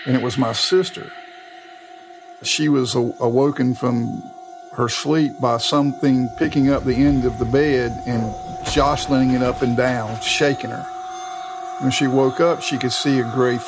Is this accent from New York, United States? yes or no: no; Raleigh, North Carolina, United States; I'm from Raleigh, and I went to school in Raleigh and grew up there